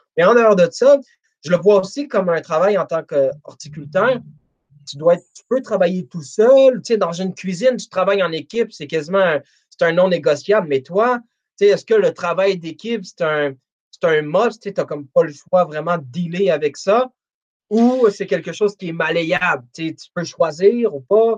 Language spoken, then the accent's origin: French; Montreal, Quebec, Canada; je suis de Montréal